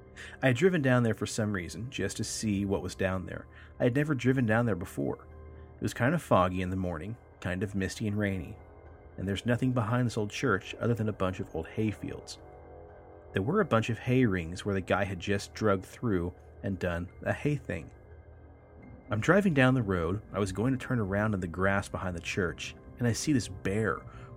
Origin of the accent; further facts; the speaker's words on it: East St. Louis, Illinois, United States; I grew up in East St. Louis, which is 4 miles south of Monk's Mound.